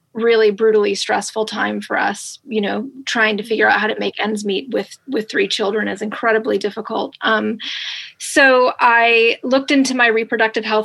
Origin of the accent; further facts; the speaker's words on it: New York, United States; moved away as an adult; also born or lived in Los Angeles, California / Morgantown, West Virginia; I'm from New York, as you said, and I grew up in New York